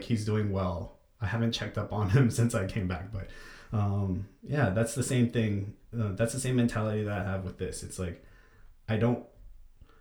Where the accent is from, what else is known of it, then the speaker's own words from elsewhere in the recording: United States; as an American